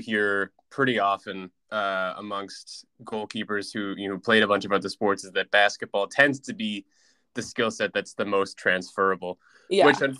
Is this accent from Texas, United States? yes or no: no; California, United States; So, growing up in California, you know as well as I do, at this point especially, it has a very ingrained soccer culture.